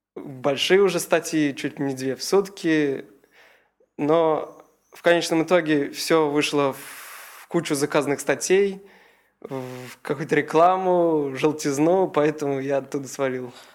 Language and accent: Russian; Kazan, Tatarstan, Russia; я из Казани. Фактически я нигде до этого специализированно не учился, только в обычной средней школе 98-й